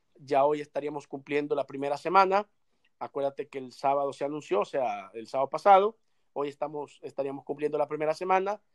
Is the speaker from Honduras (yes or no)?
no; El Salvador; como salvadoreño